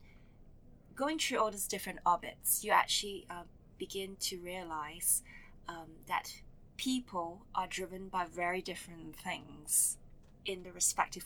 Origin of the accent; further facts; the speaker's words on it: Kuala Lumpur, Malaysia; when I was growing up in Kuala Lumpur